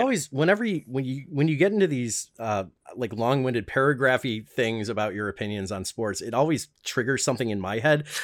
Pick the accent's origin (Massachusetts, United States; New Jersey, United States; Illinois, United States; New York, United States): Illinois, United States; Chicago; the front room, as we call it in Chicagoland